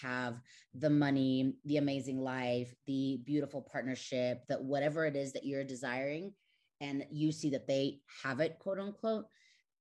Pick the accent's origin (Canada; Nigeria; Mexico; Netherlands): Mexico; moved away as an adult; also born or lived in United States; I was born and raised in Mexico. I lived there for 19 years, and then I went to the States, and now I'm back here in Mexico City.